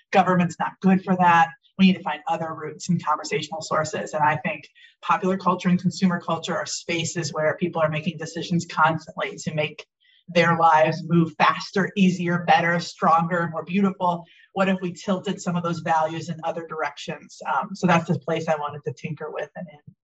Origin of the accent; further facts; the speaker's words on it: Milwaukee, Wisconsin, United States; I was raised in Milwaukee, Wisconsin